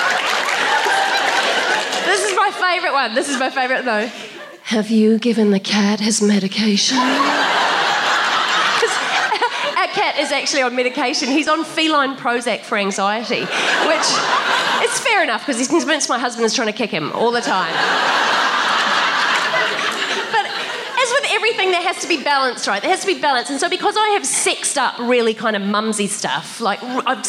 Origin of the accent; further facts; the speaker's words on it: New Zealand; now in Australia; as a New Zealander, I've married an Australian